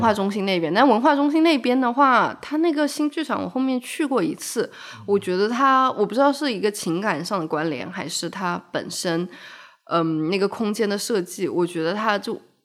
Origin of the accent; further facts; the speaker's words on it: Shenzhen, Guangdong, China; moved away; also born or lived in Macau; 刚好我从澳门搬家回深圳，我对于这个地方还有一些好奇